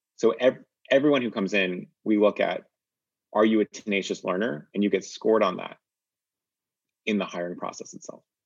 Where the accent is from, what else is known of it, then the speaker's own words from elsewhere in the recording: Northeast, United States; I grew up in the Northeast